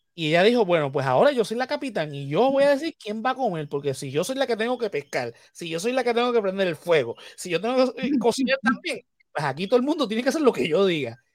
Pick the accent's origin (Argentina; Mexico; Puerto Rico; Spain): Puerto Rico